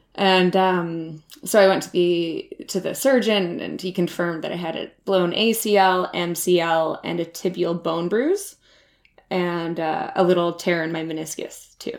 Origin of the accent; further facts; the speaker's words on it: Whistler, British Columbia, Canada; I grew up in Whistler, B C, like I just said, and it's a ski town.